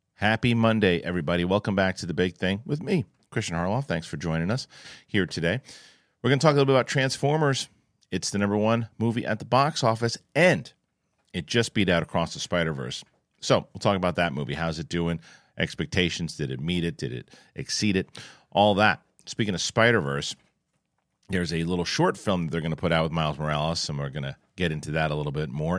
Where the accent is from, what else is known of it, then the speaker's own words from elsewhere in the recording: New York, United States; It's my hometown.